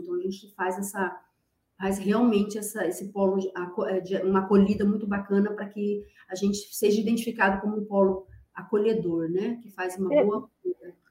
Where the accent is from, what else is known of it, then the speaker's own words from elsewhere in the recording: Paraná, Brazil; moved away as an adult; also born or lived in Rondônia; now in Porto Velho, Brazil; eu sou do Paraná, sou natural do Paraná, estou aqui há trinta anos